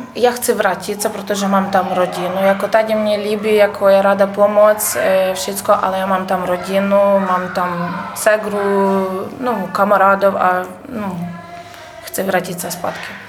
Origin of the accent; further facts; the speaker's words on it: Berdychiv, Zhytomyr Oblast, Ukraine; Czech is a second language; moved away as an adult; now in Havířov, Czech Republic; já jsem z Žitomorské oblasti, město Berdičev